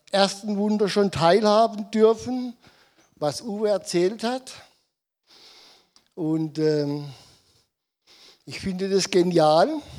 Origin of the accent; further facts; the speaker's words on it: Odenwald, Germany; weil ich bin der deutschen Sprache nicht so mächtig, weil ich bin im Odenwald geboren, aufgewachsen und ähm, ich spreche Dialekt.